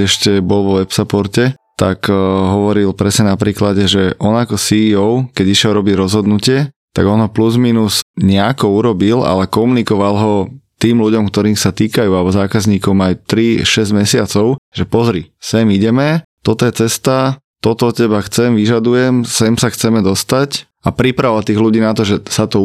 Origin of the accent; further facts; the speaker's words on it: Bratislava, Bratislava Region, Slovakia; tým, že som z Bratislavy, tak som veľký ambasador Bratislavy